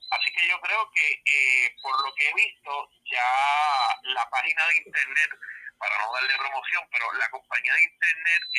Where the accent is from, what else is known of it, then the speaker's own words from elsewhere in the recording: Ponce, Puerto Rico; also born or lived in Adjuntas; yo nací en Ponce, pero mi familia es del pueblo de Adjuntas